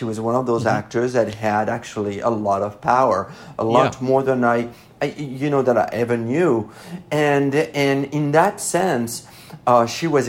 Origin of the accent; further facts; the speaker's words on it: Paris, Île-de-France, France; accent: French; English is a second language; now in Los Angeles, United States; because I grew up in Paris